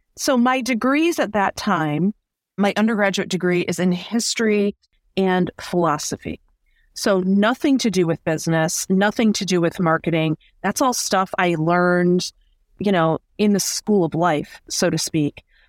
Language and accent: English; Detroit, Michigan, United States; I grew up here in the Metro Detroit area.